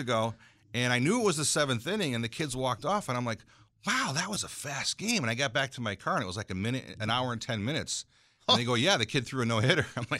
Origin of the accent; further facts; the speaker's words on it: Berlin, United States; because I grew up in Berlin Baby Ruth baseball.